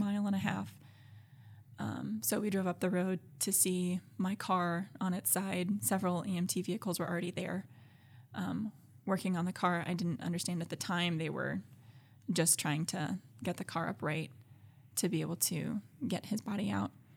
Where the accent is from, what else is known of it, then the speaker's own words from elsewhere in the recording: Alabama, United States; moved away as an adult; I grew up in Alabama, um, with a Christian family